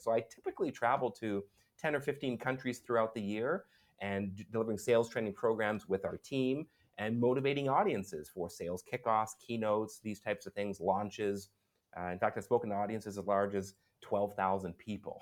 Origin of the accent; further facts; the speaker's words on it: Vancouver, British Columbia, Canada; moved away as an adult; also born or lived in Montreal / Ottawa; now in Singapore; I'm from Vancouver, and I lived in Montreal, I lived in Ottawa.